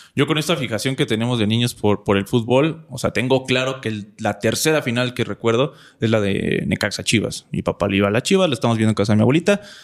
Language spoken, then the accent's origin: Spanish; Coacalco, State of Mexico, Mexico; yo soy de Cuacalco, de Cuacalco, ya ni sé decir bien el nombre de mi municipio. Yo vengo de allá, yo crecí allá